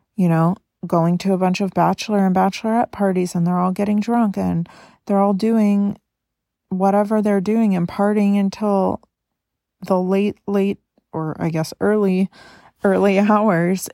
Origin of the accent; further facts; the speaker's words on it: Carmel, California, United States; now in Oregon, United States; We went to my hometown of Carmel, California to spend time with my family